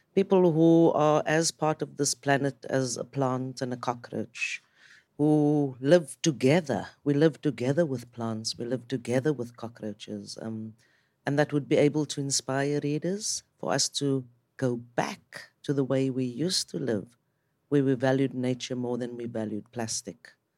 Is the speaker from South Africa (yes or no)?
yes; South Africa; I'm from South Africa